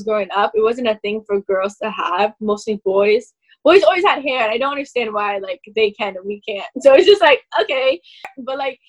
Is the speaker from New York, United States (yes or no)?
yes; New York, United States; I'm from New York